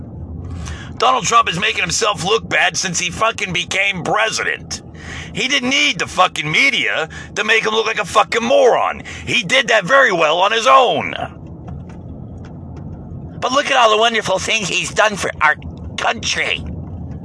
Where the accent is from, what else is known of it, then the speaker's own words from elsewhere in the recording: United States; as an American